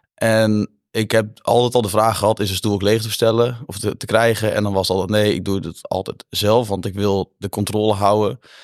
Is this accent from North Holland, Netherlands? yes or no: no; Brummen, Gelderland, Netherlands; also born or lived in Zutphen; ik kom uit Zutphen, Brummen oorspronkelijk, in Zutphen op school gezeten